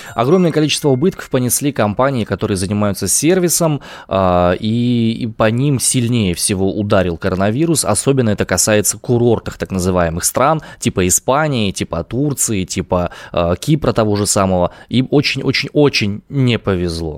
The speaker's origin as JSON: {"language": "Russian", "town": "Omsk", "region": "Omsk Oblast", "country": "Russia", "tie": "born or raised there", "said": "я родом из Омска"}